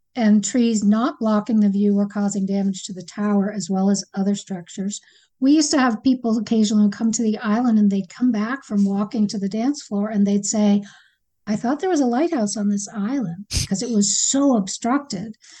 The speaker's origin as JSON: {"language": "English", "area": "Acadia", "region": "Maine", "country": "United States", "tie": "born or raised there", "said": "I grew up hiking in Acadia"}